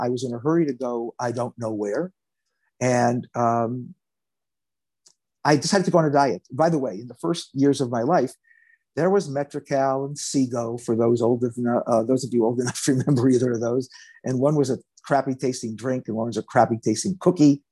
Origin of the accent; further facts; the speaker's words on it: Los Angeles, California, United States; I was born in Los Angeles